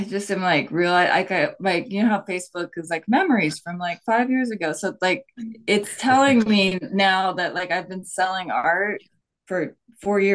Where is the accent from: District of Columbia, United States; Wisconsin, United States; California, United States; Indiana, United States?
California, United States; San Diego; now in Portland, United States; I am from San Diego, born and raised in San Diego. I moved to Portland in 1999 with a band